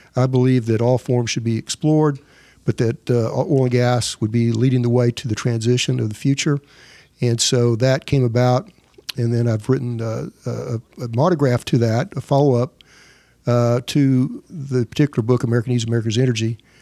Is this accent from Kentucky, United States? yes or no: no; Elk City, Oklahoma, United States; I'm from Elk City, Oklahoma